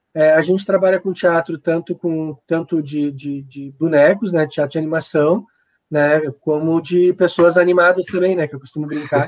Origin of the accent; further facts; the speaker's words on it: Guaíba, Rio Grande do Sul, Brazil; moved away as an adult; also born or lived in Florianópolis; eu sou daqui, né, e tinha minha família aqui, a gente migrou para cá